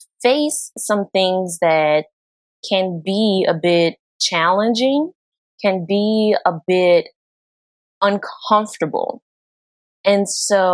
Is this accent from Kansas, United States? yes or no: no; New Orleans, Louisiana, United States; I'm from New Orleans, and New Orleans has been predominantly Black